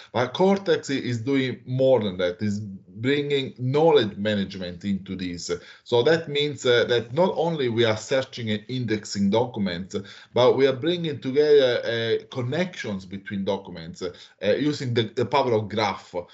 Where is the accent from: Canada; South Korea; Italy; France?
Italy; moved away as an adult; now in Australia; I'm originally from Italy. I moved to Australia in uh, 2013